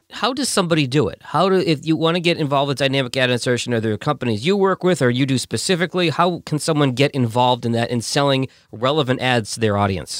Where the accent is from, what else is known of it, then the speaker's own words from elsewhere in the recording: Boston, Massachusetts, United States; I grew up in Boston